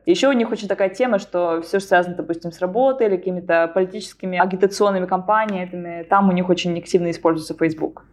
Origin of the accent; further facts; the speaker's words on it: Arkhangelsk, Arkhangelsk Oblast, Russia; moved away as an adult; now in Norway; в Архангельске, откуда я родом